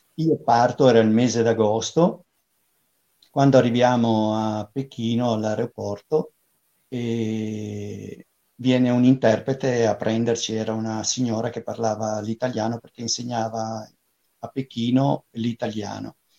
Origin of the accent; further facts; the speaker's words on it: Liguria, Italy; moved away; also born or lived in Pisa; abitavo a Pisa, però avevo passato l'infanzia in Liguria